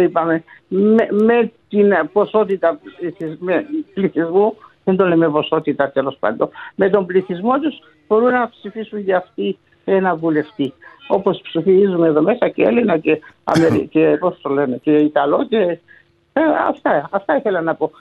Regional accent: Cyprus; now in Australia; Ε, είμαι Cyprus Greek.

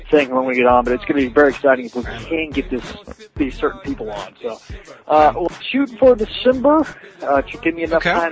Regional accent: Texas, United States; I'm from Texas.

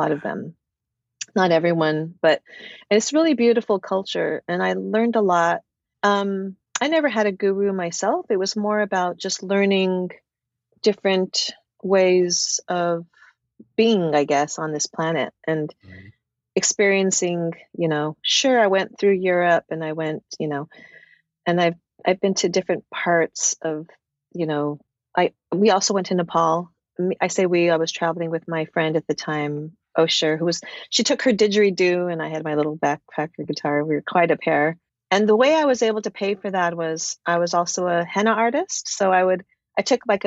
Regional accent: Santa Fe, New Mexico, United States; now in Los Angeles, United States; I grew up in Santa Fe, New Mexico

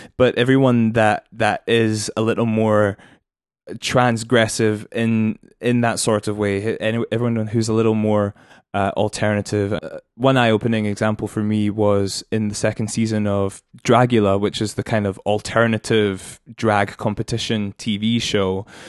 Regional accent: United Kingdom; as a British person

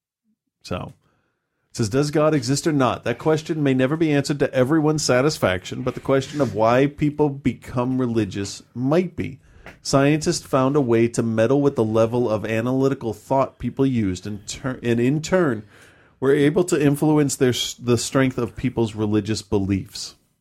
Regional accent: Lebanon; I grew up in Lebanon during the war, and I understood that religion was really important in people's lives.

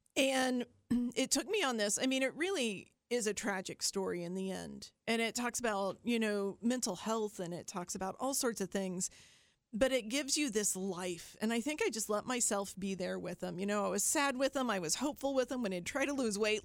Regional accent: Appalachian Ohio, United States; I'm from Appalachia, Ohio. As south as you can get in Ohio, in fact.

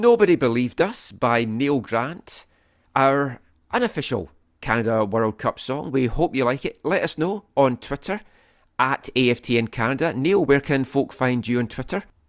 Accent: Scotland, United Kingdom; both growing up in Scotland and the U K

